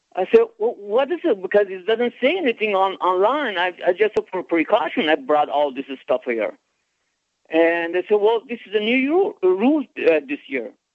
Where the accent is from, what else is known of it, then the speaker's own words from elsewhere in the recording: Iran; now in Florida, United States; I'm from Iran.